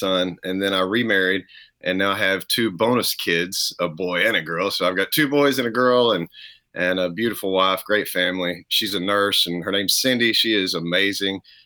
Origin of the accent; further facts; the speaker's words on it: around Dallas-Fort Worth, Texas, United States; born and raised Texas, you know, just good old around probably 100-mile area around Dallas, Fort Worth